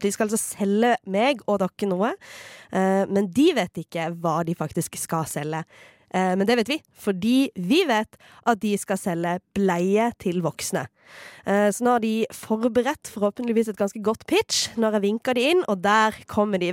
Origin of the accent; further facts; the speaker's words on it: Farsund, Agder, Norway; now in Oslo, Norway; huset mitt hjemme i Farsund, det der min offisielle adresse